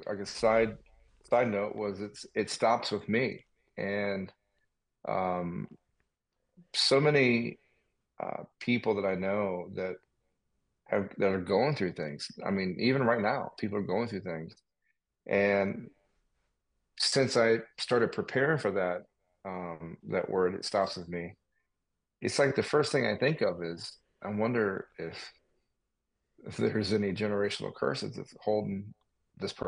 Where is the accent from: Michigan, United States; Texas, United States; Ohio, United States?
Michigan, United States; Detroit; I grew up here in the Detroit area